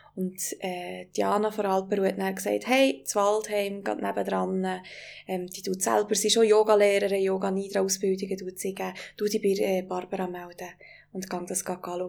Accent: Wengen, Bern, Switzerland; meine Heimat dran, also Wengen

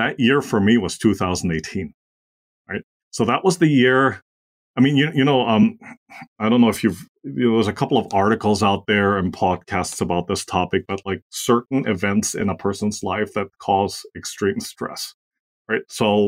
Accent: Austria; English is a second language; moved away; also born or lived in Asia; I'm originally from Austria. So for those of you who don't know where that is, it's a small German-speaking country in Central Europe. And I've had the privilege of spending most of my life abroad, mostly in Asia.

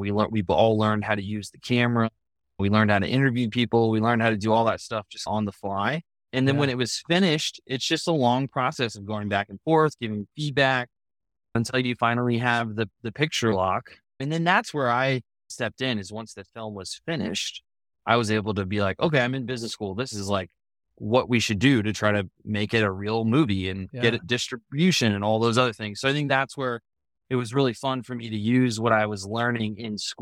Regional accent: the South, United States; I grew up in the South

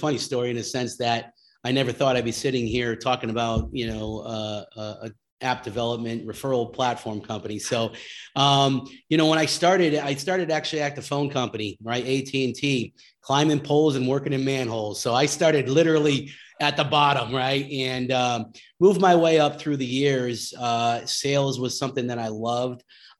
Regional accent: Connecticut, United States; I moved the family back to California from the East Coast. I was from Connecticut.

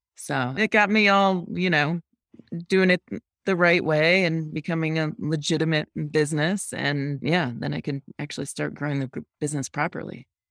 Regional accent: near Rochester, central upstate New York, United States; moved away as an adult; also born or lived in New Hampshire; now in Jackson, United States; I grew up in upstate New York, central upstate New York, about a half hour east of Rochester, a small town

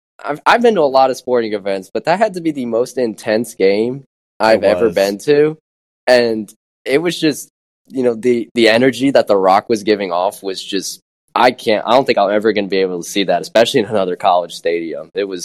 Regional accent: Smyrna, Tennessee, United States; moved away as an adult; also born or lived in New York; now in Hattiesburg, United States; I'm from a town called Smyrna, which is about 30 minutes outside of Nashville.

